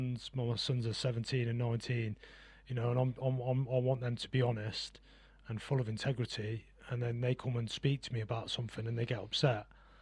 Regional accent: Gosport, South East England, United Kingdom; born there; So I was born in Gosport. I was actually born down on a Navy base.

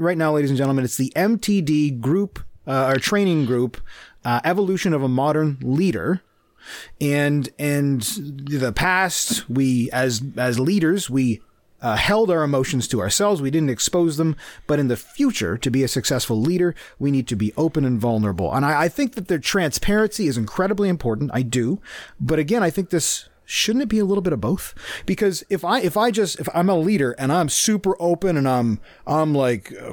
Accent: Canada; also born or lived in United States; I'm Canadian

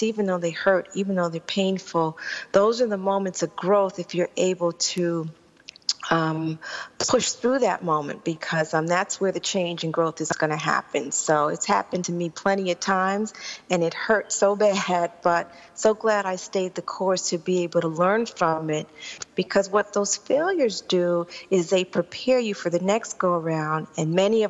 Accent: New York City, New York, United States; When I was growing up in Queens

